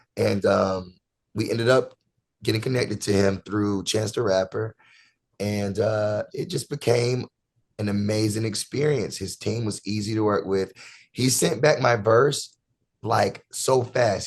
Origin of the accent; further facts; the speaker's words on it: Rockingham, North Carolina, United States; I'm originally from North Carolina, Rockingham, North Carolina